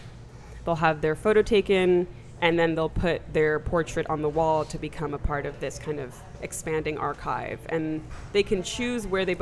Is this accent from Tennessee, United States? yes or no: no; New York, United States; moved away as an adult; also born or lived in Shanghai; now in New Orleans, United States; I'm from New York, so returning to New York meant a lot of things.